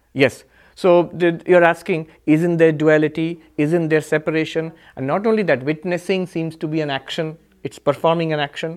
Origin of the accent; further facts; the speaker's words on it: India; now in New York, United States; I am a monk. I am an Indian. I am, um, in, uh, um, New York.